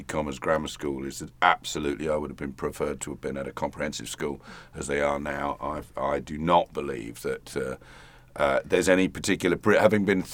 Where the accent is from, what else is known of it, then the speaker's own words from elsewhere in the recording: London, United Kingdom; Yes, I grew up in Catford in southeast London